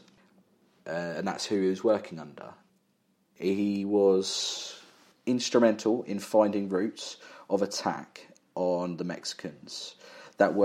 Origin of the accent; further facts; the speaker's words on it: England, United Kingdom; us being English